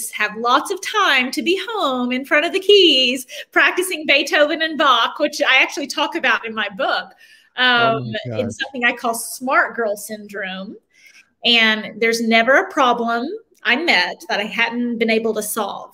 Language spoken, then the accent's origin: English; Knoxville, Tennessee, United States; also born or lived in Memphis, Tennessee; I was raised on the other side of the state. Okay. In Knoxville